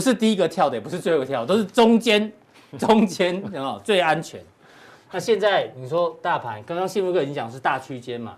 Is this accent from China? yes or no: no; Taiwan; 台湾人的生活其实跟国际上面其实几乎没有受到影响